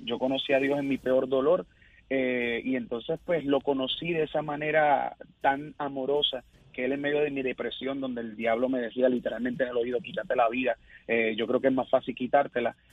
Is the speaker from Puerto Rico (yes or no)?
yes; Isabela, Puerto Rico; soy sí, de Isabela, Puerto Rico